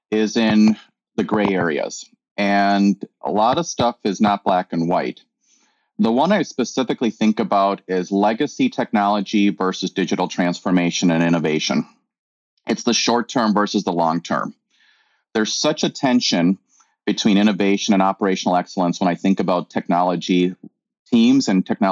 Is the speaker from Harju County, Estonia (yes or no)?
yes; Tallinn, Harju County, Estonia; also born or lived in Chicago, United States / Madison, Wisconsin, United States / La Crosse, Wisconsin, United States; now in Twin Cities, United States; I was born in Tallinn, Estonia, migrated to Chicago during the 80s when it was very difficult to get out of Estonia